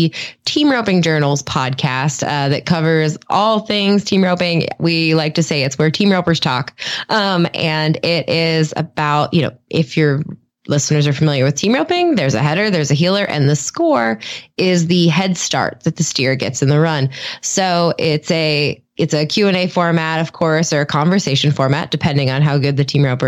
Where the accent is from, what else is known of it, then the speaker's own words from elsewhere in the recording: Vandergrift, Pennsylvania, United States; I grew up in Western Pennsylvania, in a steel town, Vandergrift, Apollo, Pennsylvania, is where I grew up.